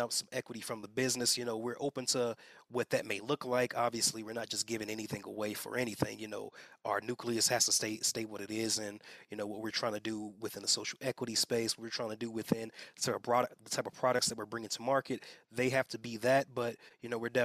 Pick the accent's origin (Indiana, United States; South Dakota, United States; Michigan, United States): Indiana, United States; Gary; moved away as an adult; also born or lived in Atlanta, Georgia; now in Colorado, United States; My family's in the Midwest. I'm from Gary, Indiana